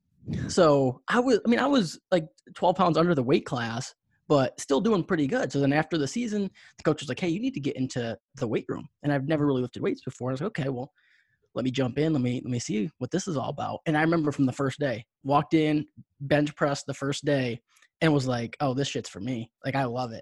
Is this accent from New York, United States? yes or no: yes; New York, United States; I grew up in New York